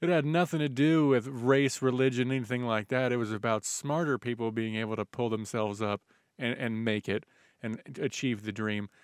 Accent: United States; we were both born here

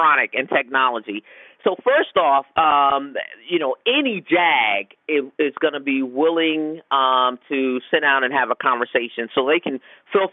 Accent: Connecticut, United States; moved away as an adult; also born or lived in Yokosuka, Japan; now in Washington, D.C., United States; as a little girl, growing up in Connecticut

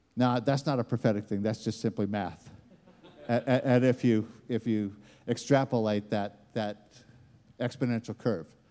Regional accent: United States; accent: American; moved away; it comes out with an American accent

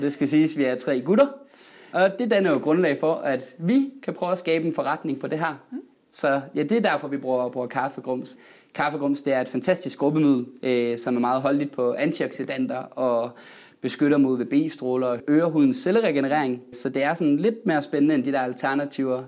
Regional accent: West Jutland, Denmark; moved away; jeg er vestjyde oprindeligt

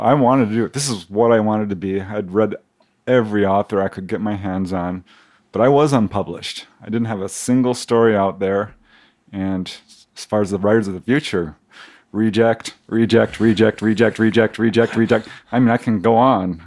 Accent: Topanga Canyon, California, United States; this guy from Topanga Canyon

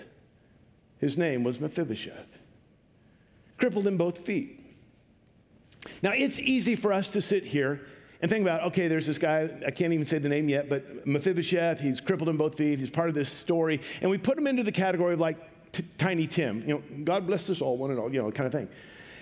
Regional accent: Vancouver, Washington, United States; I grew up in Vancouver, Washington.

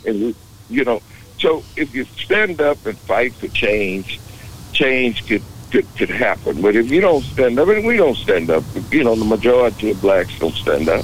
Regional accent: Beaumont, Texas, United States; moved away; also born or lived in Dallas; I'm in Beaumont today, right now talking to you. I'm in my hometown today talking to you.

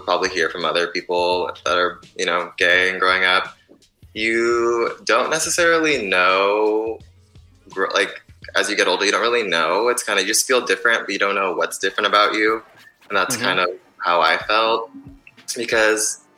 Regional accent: Corvallis, Oregon, United States; also born or lived in Denver, Colorado; we moved to Corvallis. And that's pretty much where my family's been this whole time. You know, I went to elementary school, middle school, high school there

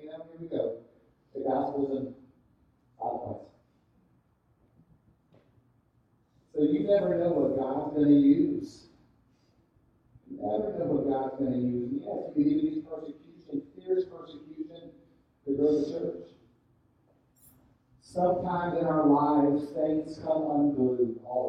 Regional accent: Fort Lauderdale, Miami area, South Florida, United States; I grew up in South Florida, Fort Lauderdale, Miami area

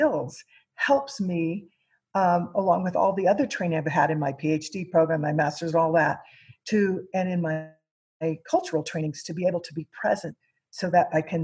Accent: Missouri, United States; I grew up in Missouri, and I'm Mexican American and Native American Aztec is my tribe

